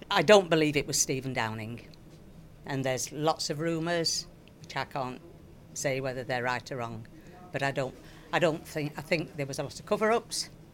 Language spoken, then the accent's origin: English; Sheffield, Yorkshire and the Humber, United Kingdom; I'm from Sheffield originally